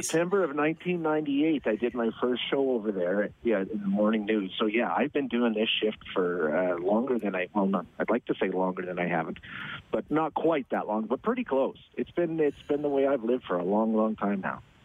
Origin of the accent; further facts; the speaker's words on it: Edmonton, Alberta, Canada; I born and raised in Edmonton